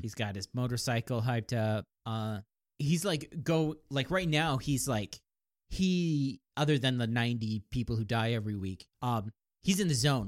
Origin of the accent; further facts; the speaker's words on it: Kansas, United States; I was born in Kansas